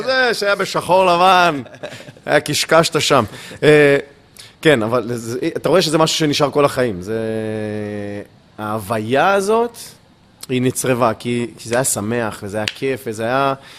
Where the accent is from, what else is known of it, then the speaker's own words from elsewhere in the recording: Ashkelon, Southern District, Israel; אני גדלתי באשקלון, אני יליד אשקלון